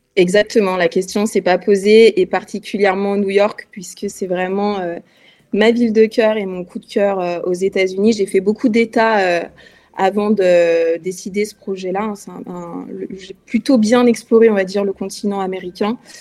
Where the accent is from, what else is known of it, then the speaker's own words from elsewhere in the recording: France; also born or lived in Lyon; en tant que Française